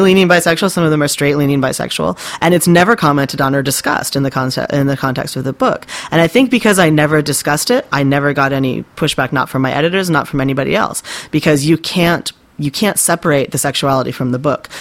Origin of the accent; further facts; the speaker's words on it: West Coast, United States; moved away as an adult; also born or lived in California / Japan; now in Maine, United States; I grew up on the West Coast